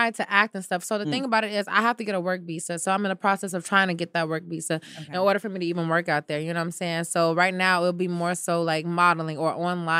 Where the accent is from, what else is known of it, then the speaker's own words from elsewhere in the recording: United States; Maybe I can go around as an American girl, which they love, American black girl at that.